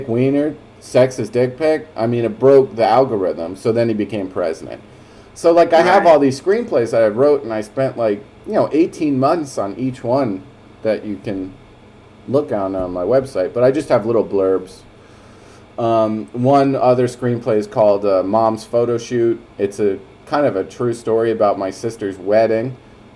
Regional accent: New Jersey, United States; moved away as an adult; also born or lived in New York City / Los Angeles / New Orleans; now in Austin, United States; I'm from New Jersey, as you know. You met my father in New Jersey. He still lives there

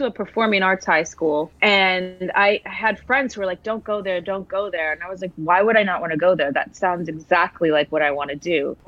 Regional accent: Milwaukee, Wisconsin, United States; Milwaukee, Wisconsin.

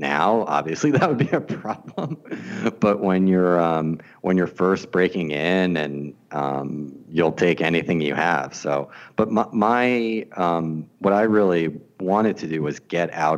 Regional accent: New York, United States; moved away as an adult; also born or lived in Boston; now in Los Angeles, United States; So I grew up in New York watching a lot of television

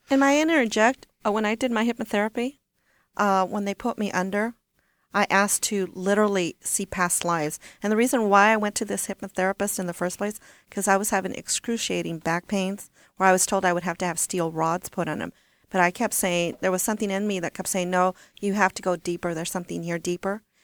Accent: Corpus Christi, Texas, United States; also born or lived in Washington State; now in Washington, United States; I'm from South Texas. I'm from Corpus Christi

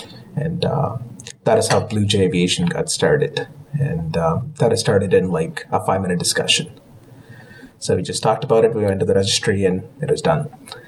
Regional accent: Kamloops, British Columbia, Canada; Kamloops, BC, it was kind of the place where I, you know, if you want to call it, that is kind of my hometown growing up in Canada.

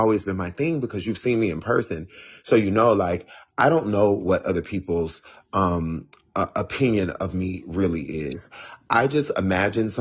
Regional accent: Florida, United States; moved away as an adult; also born or lived in South Carolina / Tampa, Florida / Washington, District of Columbia, United States; now in New York City, United States; I was born in South Carolina, so I am South Carolina all the way, but I grew up in Florida, so I am a Florida, like, I love the fact that I grew up in Florida, and I lived in DC for 13 years

